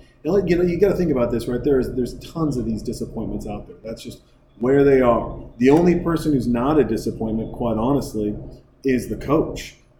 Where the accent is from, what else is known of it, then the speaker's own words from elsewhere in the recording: Canada; she will sometimes ask me, she's like, I'm sorry, am I talking to a real Canadian? I'm like, that's my accent.